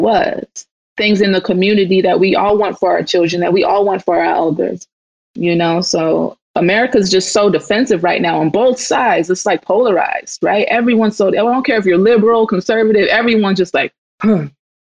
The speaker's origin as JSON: {"language": "English", "region": "Mississippi", "country": "United States", "said": "I'm from Mississippi"}